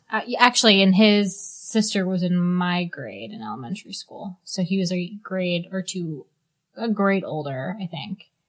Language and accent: English; Massachusetts, United States; now in Charleston, United States; I'm originally from Massachusetts